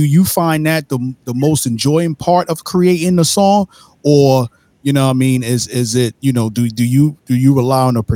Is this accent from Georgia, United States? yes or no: no; New York City, New York, United States; I'm from Brooklyn, New York, born and raised.